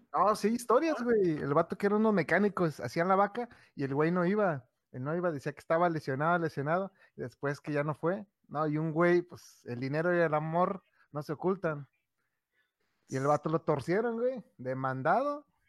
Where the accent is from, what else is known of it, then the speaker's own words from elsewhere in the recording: Mexico; nosotros somos de Xland